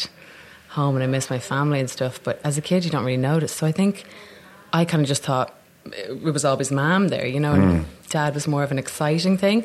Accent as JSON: {"language": "English", "town": "Dublin", "region": "Leinster", "country": "Ireland", "tie": "born or raised there", "also_born_or_lived": "Newfoundland, Canada", "accent": "Dublin", "moved": "as an adult", "lives_now": "London, United Kingdom", "said": "So I came back when I was 5 to Dublin."}